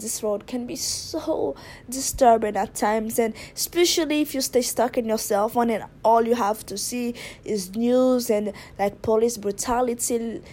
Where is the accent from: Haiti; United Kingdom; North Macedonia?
Haiti; now in Japan; I'm originally from Haiti, but I live in Japan